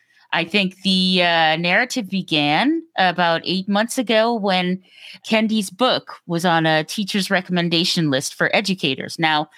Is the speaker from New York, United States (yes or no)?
yes; New York, United States; also born or lived in Virginia; My dad was in the Navy and my mom worked in D.C. And so I was born down in on the Bay. But by the time I was six, we had moved up to New York.